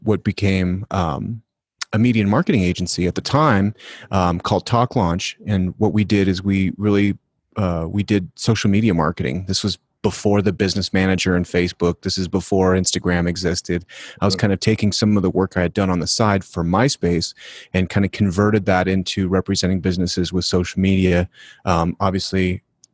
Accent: Denver, Colorado, United States; I'm from Denver

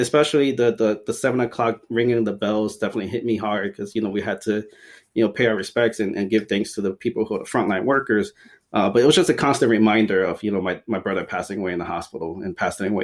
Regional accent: Ecuador; moved away; I'm from Ecuador

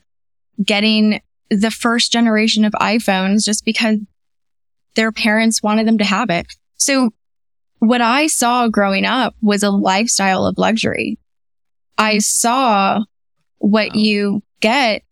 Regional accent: Los Alamitos, California, United States; also born or lived in Bellflower, California; I was born in Bellflower, California. So I grew up in a little town called Los Alamitos. It's near Long Beach, California

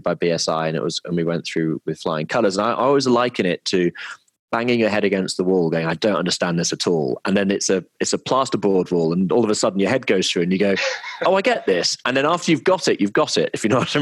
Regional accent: Midlands, United Kingdom; moved away; also born or lived in London / Hong Kong / Melbourne; I'm from the Midlands, and it's a very sort of entrepreneurial area

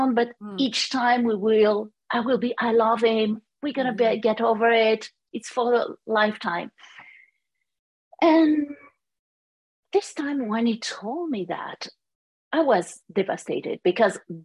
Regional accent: France; accent: French; English is a second language; moved away as an adult; now in United States; As you can hear, my accent is French. But I moved to United States in 1996

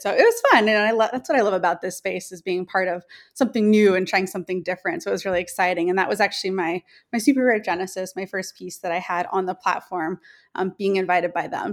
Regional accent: Newport Beach, California, United States; also born or lived in Bay Area, California; I'm from Newport Beach, California, which is in Southern California.

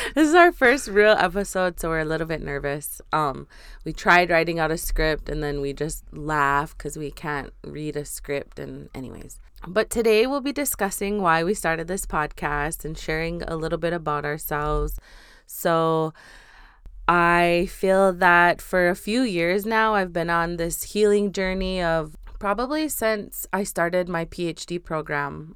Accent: North Dakota, United States; also born or lived in Seattle; I am from Standing Rock, um, currently between North Dakota and Seattle

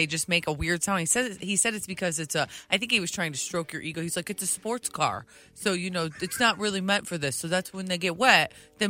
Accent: Detroit, Michigan, United States; I grew up in Detroit.

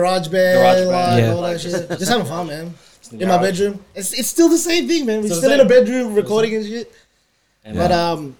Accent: Australia; I'm Australian, bro.

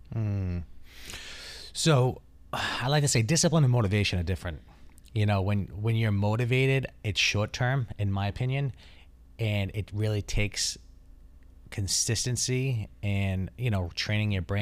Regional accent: Taunton, Massachusetts, United States; I grew up in Taunton, Massachusetts

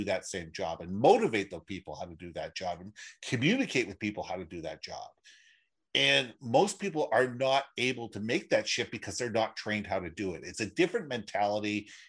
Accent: Minneapolis, Minnesota, United States; also born or lived in Los Angeles / New York / Toronto / Israel; now in Vancouver, Canada; I was originally from Minneapolis. I've lived everywhere. I've lived in LA. I've lived in New York, Toronto. I've lived in overseas in Israel for 3 years. But Vancouver has really been home for me since 1974.

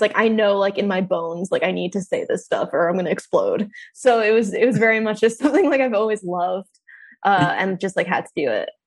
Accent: New York City, New York, United States; moved away as an adult; also born or lived in Brooklyn; now in Austin, United States; I'm like from New York City, from that area.

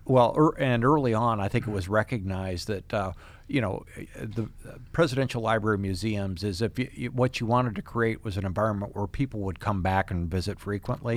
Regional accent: West Branch, Iowa, United States; I grew up in West Branch

